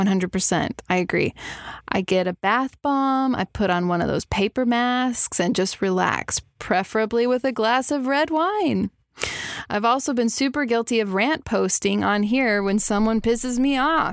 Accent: Texas, United States; growing up in Texas, there's no way I could escape shooting a gun as a child

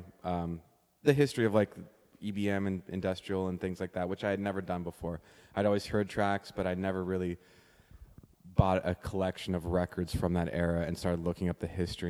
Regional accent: Toronto, Ontario, Canada; not a lot of people I knew growing up in Toronto were involved in electronic music

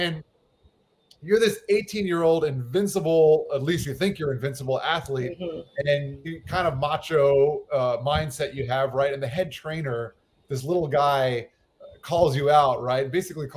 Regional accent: west of Fort Lauderdale, South Florida, United States; also born or lived in New York; I grew up in South Florida. I was actually born in New York, and I moved to South Florida when I was just a kid. My parents moved out to an area west of Fort Lauderdale

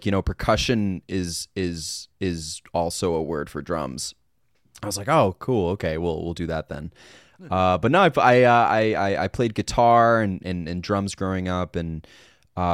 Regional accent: Hartford, Connecticut, United States; I was born in Hartford, Connecticut, East Coaster

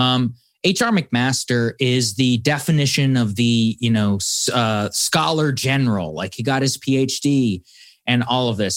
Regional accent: Texas, United States; moved away; I'm from Texas. I grew up with many people

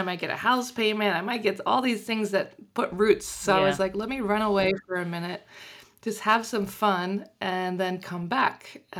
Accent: United States; moved away as an adult; now in Paris, France; I'm originally from Washington, D.C. I grew up just outside in a small town that nobody knows the name of.

